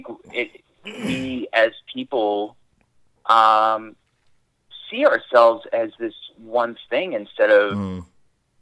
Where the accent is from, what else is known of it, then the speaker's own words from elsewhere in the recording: New Orleans, Louisiana, United States; I'm from New Orleans